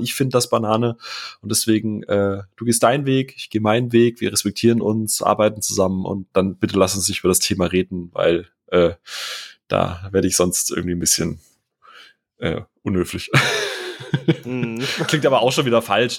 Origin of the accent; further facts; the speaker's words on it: Rheinstetten, Baden-Württemberg, Germany; moved away; also born or lived in Bavaria; da wachse ich in, in Rheinstetten Mörsch auf